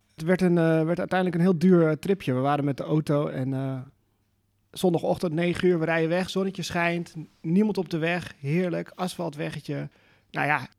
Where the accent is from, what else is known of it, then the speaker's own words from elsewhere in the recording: Netherlands; Dus dat ben je ook wel als Nederlander aan gewend